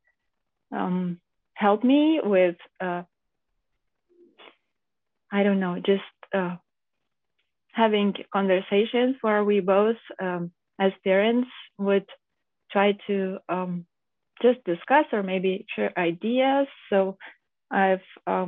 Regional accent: Lithuania; now in Germany; me and my husband, we come from Lithuania.

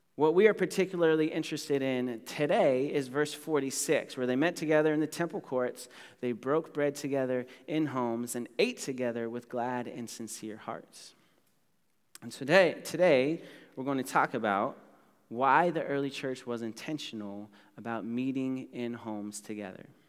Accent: United States; I'm from America

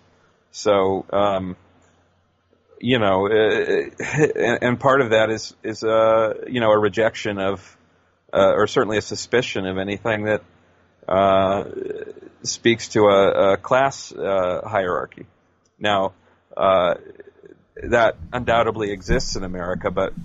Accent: United States; moved away as an adult; also born or lived in London, United Kingdom / Brighton, United Kingdom; as an American

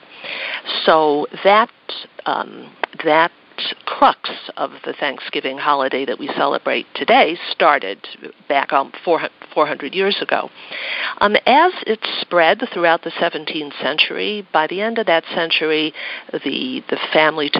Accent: Buffalo, New York, United States; I'm from Buffalo, New York

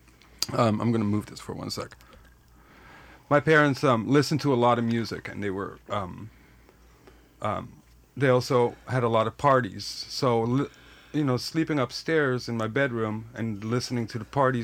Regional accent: Netherlands; moved away as an adult; I grew up in the Netherlands. Yeah, my family's still over there

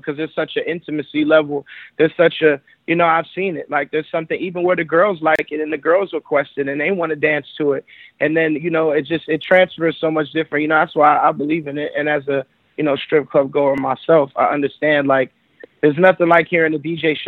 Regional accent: Miami, Florida, United States; I come from strip club culture, you know, growing up in Miami

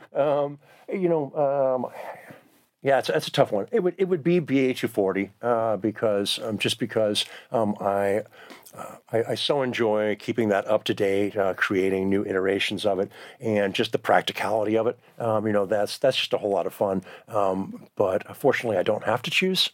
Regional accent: Southern California, United States; moved away as an adult; also born or lived in Bay Area / Vancouver, Washington; now in Eugene, United States; I grew up in Southern California

